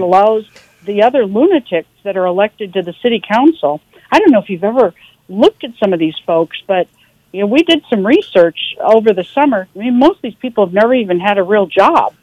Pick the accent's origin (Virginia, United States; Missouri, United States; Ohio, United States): Missouri, United States; St. Louis; I grew up in St. Louis